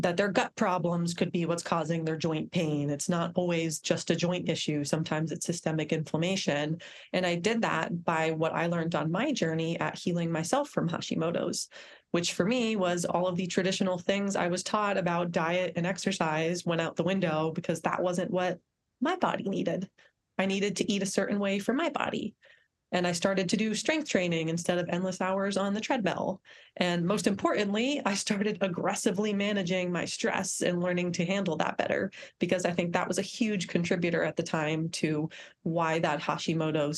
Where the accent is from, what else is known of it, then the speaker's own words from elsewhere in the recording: Northeast, United States; where I grew up in the Northeast